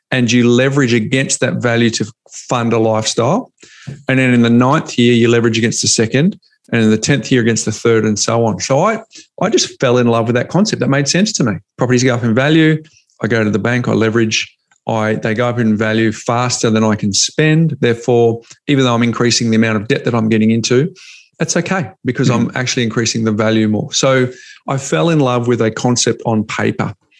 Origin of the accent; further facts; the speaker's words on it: Perth, Western Australia, Australia; growing up in Perth